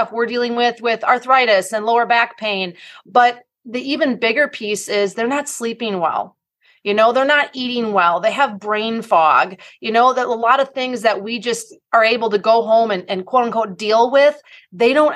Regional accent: Wisconsin, United States; I am from the Midwest. Go Team Wisconsin.

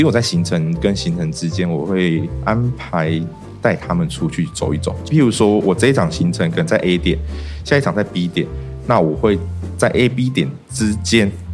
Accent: Taoyuan, Taiwan; also born or lived in Tainan; 我本身是土生土长在地卢竹人

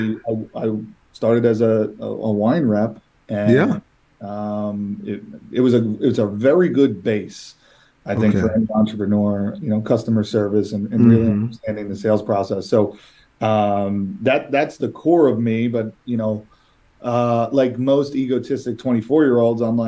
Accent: East Coast, United States; I'm from the East Coast.

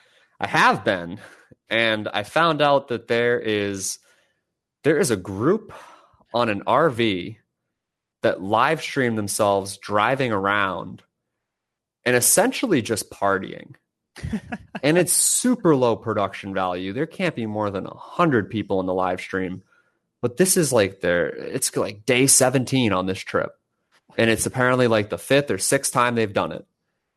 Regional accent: Northeast, United States; Like, I grew up in the Northeast. We have really good pizza out there.

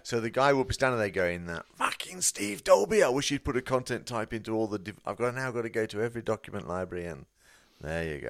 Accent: United Kingdom; I'm British

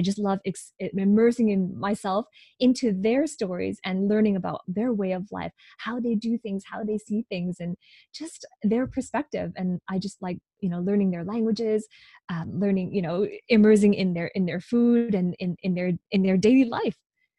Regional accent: Hong Kong; now in Vancouver, Canada; So originally I'm from Hong Kong. My parents are immigrants from Hong Kong.

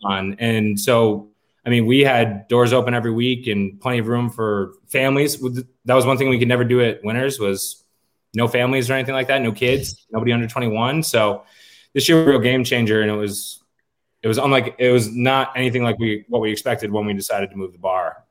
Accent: Rochester, New York, United States; moved away as an adult; also born or lived in Fredonia, New York; now in Nashville, United States; I'm from Rochester, New York.

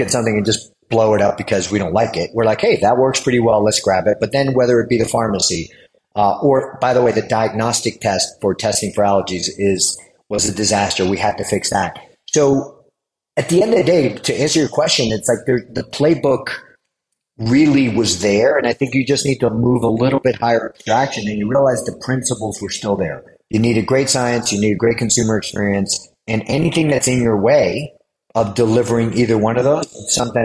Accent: New York City, New York, United States; accent: New Yorker; moved away; also born or lived in Florida / Michigan; I grew up in New York

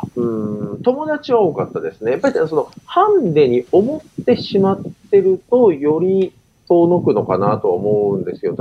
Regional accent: Tokyo, Japan; 私自身あの、東京で生まれ育って、この東京という都市に非常に愛着がある

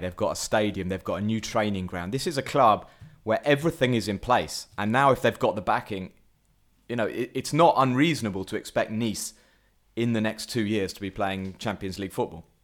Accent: England, United Kingdom; as an Englishman

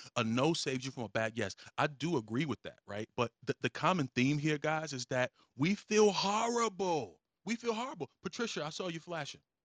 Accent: Virginia, United States; I am from Virginia. Um, I, I spent most of my, my life in Virginia. So, you know, Virginia is where I'm claiming

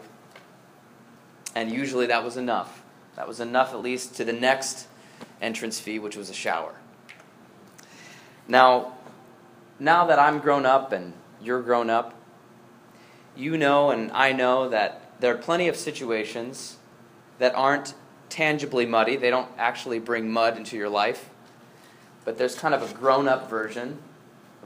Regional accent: Northeast Ohio, United States; moved away; I grew up in Northeast Ohio

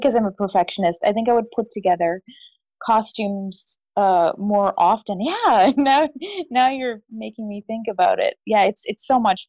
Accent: Vancouver, British Columbia, Canada; Growing up in the church that I grew up in here in Vancouver

